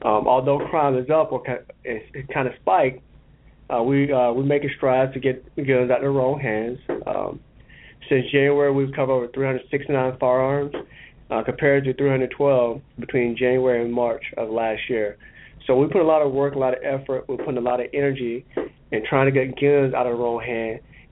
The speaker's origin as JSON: {"language": "English", "town": "Tampa", "region": "Florida", "country": "United States", "tie": "born or raised there", "said": "I am from Tampa. I'm a Tampa native. I went to the public schools here in Hillsborough County"}